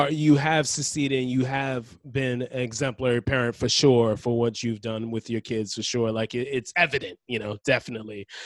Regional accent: Boston, Massachusetts, United States; growing up in the Boston area

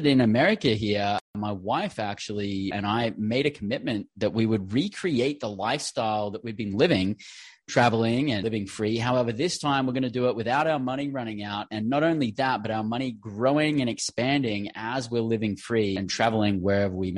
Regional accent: Australia; moved away as an adult; also born or lived in London, England; originally born and bred in Australia

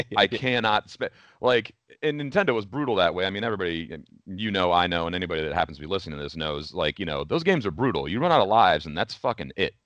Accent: Oberlin, Ohio, United States; I still live in that town, Oberlin, Ohio

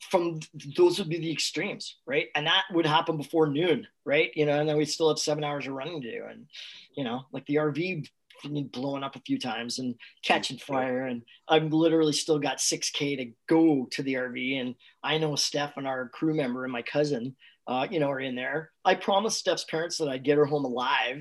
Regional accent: Canada; We're from Canada

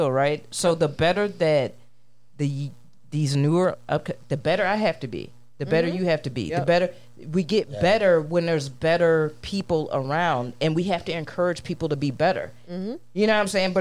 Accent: Aurora, United States; homies I grew up with in Aurora

